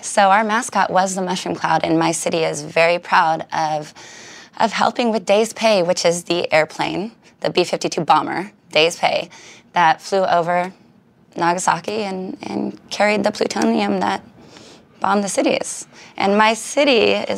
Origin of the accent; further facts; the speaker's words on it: Richland, Washington, United States; the B 52 bomber is named after my hometown